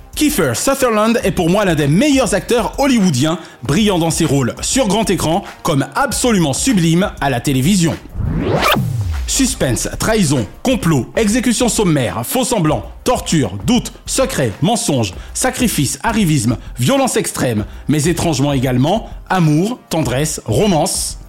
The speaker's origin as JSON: {"language": "French", "town": "Paris", "region": "Île-de-France", "country": "France", "tie": "born or raised there", "said": "ma ville natale a hélas bien changé"}